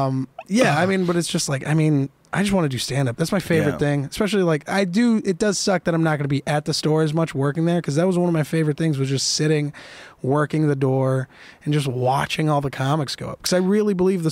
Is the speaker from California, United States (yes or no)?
yes; San Jose, California, United States; When growing up in San Jose